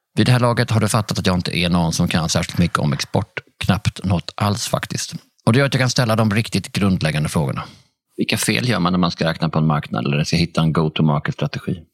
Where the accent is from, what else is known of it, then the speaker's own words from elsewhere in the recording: Sweden; vi svenskar